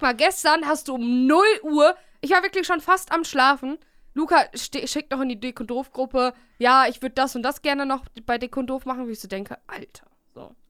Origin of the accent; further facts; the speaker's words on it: Bielefeld, North Rhine-Westphalia, Germany; now in Cologne, Germany; hier bei uns in Bielefeld